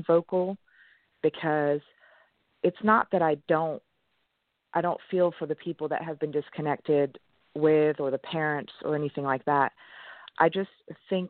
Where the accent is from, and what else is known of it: East Grinstead, South East England, United Kingdom; born or raised there; first language French; English is a second language; also born or lived in Switzerland; now in United States